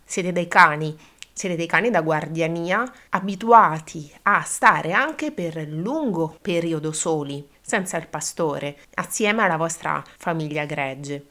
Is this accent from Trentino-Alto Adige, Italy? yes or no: no; Abruzzo, Italy; io da questo mondo provengo, io sono abruzzese